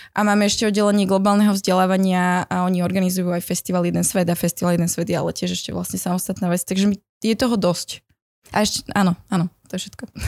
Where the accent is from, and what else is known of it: Slovakia; born or raised there; also born or lived in France